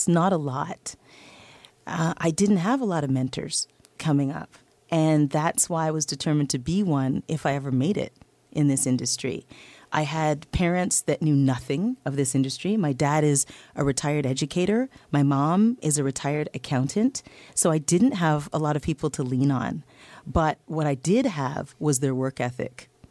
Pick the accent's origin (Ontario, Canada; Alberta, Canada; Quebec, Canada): Ontario, Canada; Toronto; I was a kid from Scarborough, Ontario.